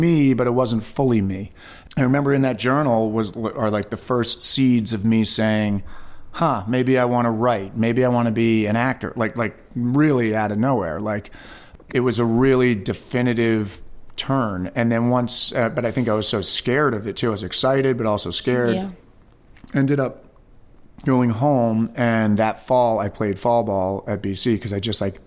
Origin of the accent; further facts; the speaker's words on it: Westchester County, New York, United States; I was born and raised in Westchester County, New York